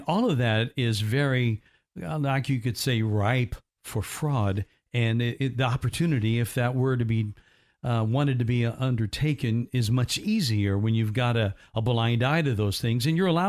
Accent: United States; But I also love our country, and I'm grateful that I'm an American.

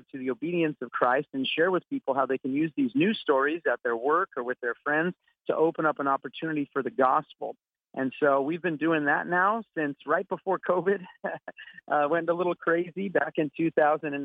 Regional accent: Southern California, United States; I grew up here in Southern California

